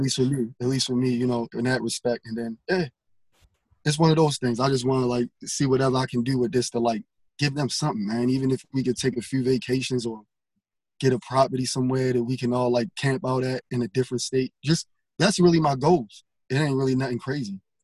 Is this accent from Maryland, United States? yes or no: yes; Baltimore, Maryland, United States; I'm from Baltimore